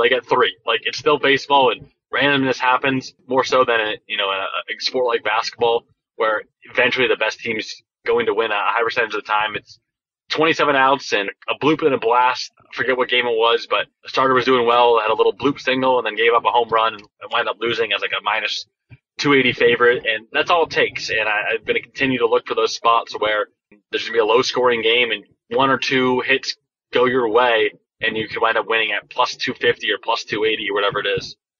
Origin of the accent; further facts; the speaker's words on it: Thousand Oaks, California, United States; my hometown, Christian's hometown of uh, the Thousand Oaks Westlake area